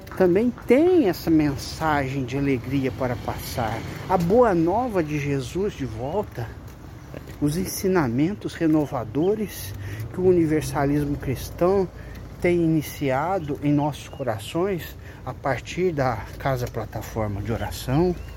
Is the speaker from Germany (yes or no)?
no; São José do Rio Preto, São Paulo, Brazil; Eu tenho vivido aqui em Rio Preto, porque eu sou de São José do Rio Preto, resido aqui